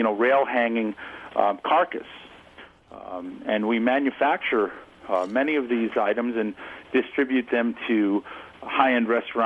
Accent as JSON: {"language": "English", "town": "Sherburne", "region": "New York", "country": "United States", "tie": "born or raised there", "said": "Sherburne, New York, which is right in the heart of the state. Pretty much been lived here my whole life"}